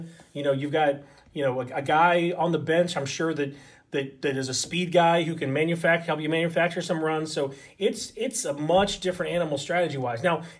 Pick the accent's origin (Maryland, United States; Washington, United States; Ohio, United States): Maryland, United States; Baltimore; we're both from Baltimore.